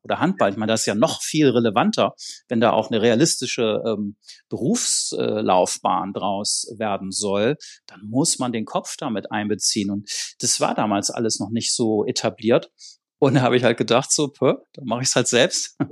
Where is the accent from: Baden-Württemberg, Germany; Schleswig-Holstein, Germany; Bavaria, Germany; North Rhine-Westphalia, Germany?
Schleswig-Holstein, Germany; ich komme aus Schleswig-Holstein, ne, da gab es sonst nicht so viel da oben